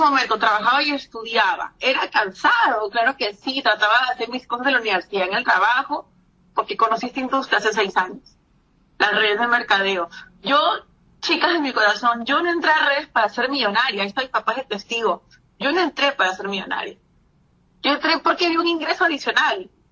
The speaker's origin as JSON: {"language": "Spanish", "country": "Peru", "said": "yo soy peruana"}